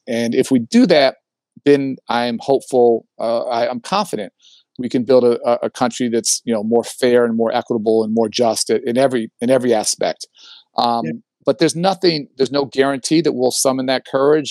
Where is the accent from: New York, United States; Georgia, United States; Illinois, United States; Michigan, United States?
Illinois, United States; Chicago; I grew up in Hyde Park. My dad was a professor at the University of Chicago